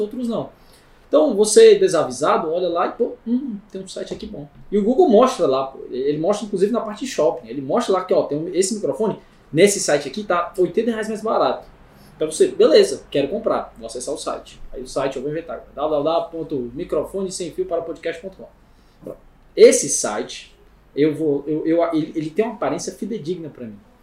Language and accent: Portuguese; Ceará, Brazil; Eu sou cearense